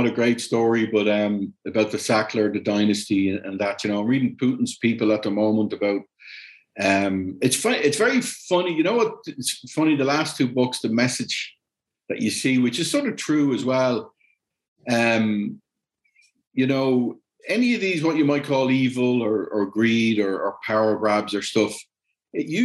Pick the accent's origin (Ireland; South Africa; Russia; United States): Ireland; moved away as an adult; also born or lived in Germany / Latin America; I'm Irish and stuff, I mean, I've moved home. It's a different country than I left 30 years ago.